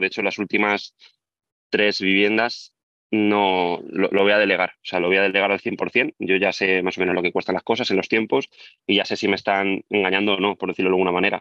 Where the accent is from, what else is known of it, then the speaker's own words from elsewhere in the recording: Albacete, Castilla-La Mancha, Spain; moved away as an adult; also born or lived in Barcelona; tengo 32 años y soy de Albacete